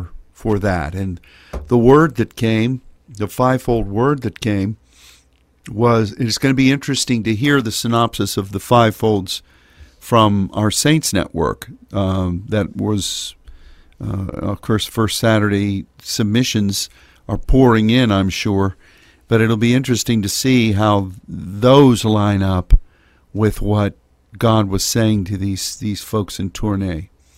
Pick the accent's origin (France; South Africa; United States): France; accent: French; English is a second language; That's my crazy French accent, which always sets Sylvie to giggling.